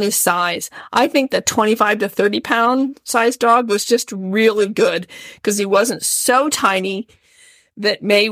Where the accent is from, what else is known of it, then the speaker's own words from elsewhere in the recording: Midwest, United States; moved away; I am a Midwesterner sort